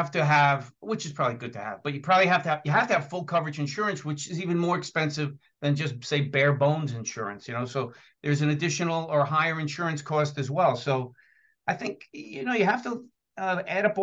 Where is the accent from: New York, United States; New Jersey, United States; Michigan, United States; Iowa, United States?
New Jersey, United States; accent: New Jersey; I'm in New Jersey, if you can't tell by my accent